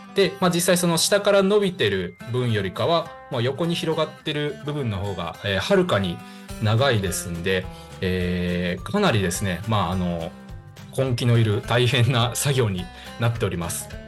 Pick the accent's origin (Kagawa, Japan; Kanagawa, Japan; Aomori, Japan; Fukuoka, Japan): Kagawa, Japan; Higashikagawa; 地元香川県東香川市を深く愛する男